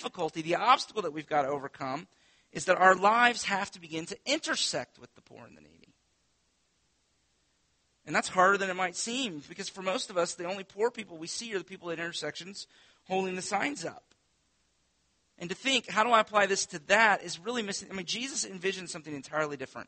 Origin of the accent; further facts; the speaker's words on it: Winter Haven, Florida, United States; I grew up on Lake Eloise in southeast Winter Haven.